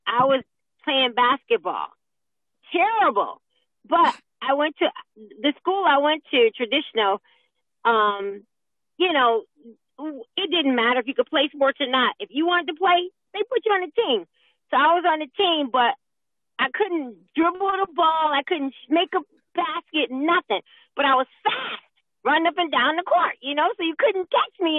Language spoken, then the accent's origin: English; upstate New York, United States; moved away as an adult; now in Georgia, United States; I grew up in upstate New York